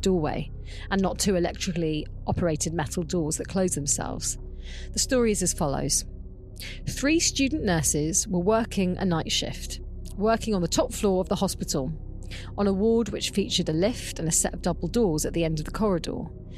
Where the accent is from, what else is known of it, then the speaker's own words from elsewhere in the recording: Mumbles, Wales, United Kingdom; I'm ready for Creep of the Week, and I'm from the Mumbles, so let's go.